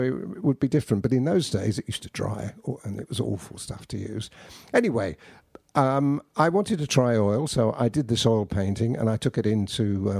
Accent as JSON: {"language": "English", "country": "United Kingdom", "said": "Yeah. Yeah. Definitely. We've got to have something to moan about."}